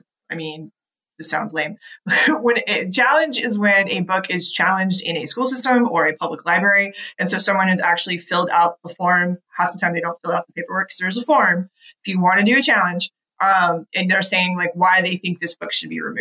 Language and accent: English; North Georgia, United States; I grew up in North Georgia.